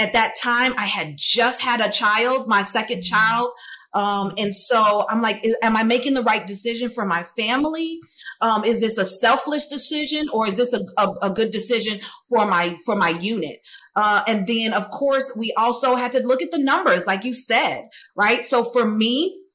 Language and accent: English; Chicago, Illinois, United States; I'm a girl from Chicago, from around the way